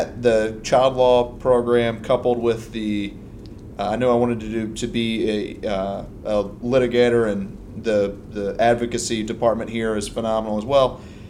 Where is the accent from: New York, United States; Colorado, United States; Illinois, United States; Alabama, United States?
Alabama, United States; moved away; I grew up in Alabama